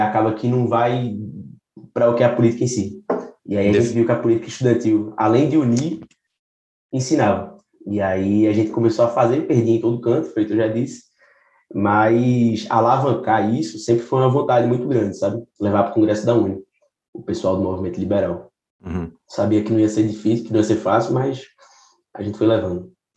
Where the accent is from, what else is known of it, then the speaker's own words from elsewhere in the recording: Recife, Pernambuco, Brazil; sou de, de Recife, Pernambuco.